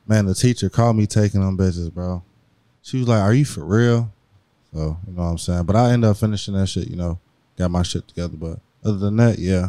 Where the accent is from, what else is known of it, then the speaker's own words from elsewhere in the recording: Hammond, Indiana, United States; also born or lived in Chicago, Illinois; mainly raised in Indiana